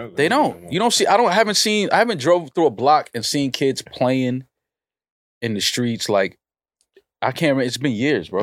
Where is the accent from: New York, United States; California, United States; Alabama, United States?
New York, United States; New York City; Growing up in the Bronx